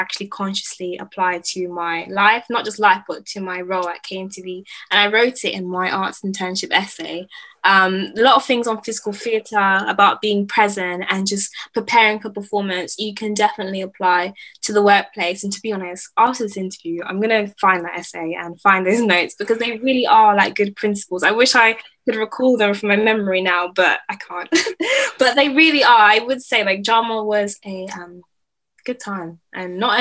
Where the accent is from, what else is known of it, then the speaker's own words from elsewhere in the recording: London, United Kingdom; I grew up in London, and like everybody here is like ethnic minority